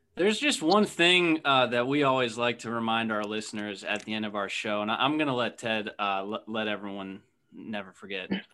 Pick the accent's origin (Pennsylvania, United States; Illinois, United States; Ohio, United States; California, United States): Ohio, United States; Akron; I'm from Akron